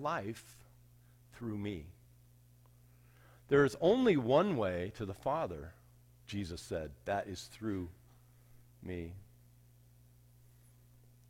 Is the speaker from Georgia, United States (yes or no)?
no; Arvada, Colorado, United States; When I was a kid, I grew up in Arvada